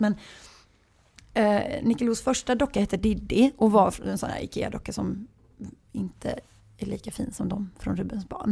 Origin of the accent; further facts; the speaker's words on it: Gothenburg, Västra Götaland, Sweden; accent: Gothenburg dialect; jag är uppvuxen i villa i Askim och på Näset. Och det är så här Göteborgs lite snofsigare.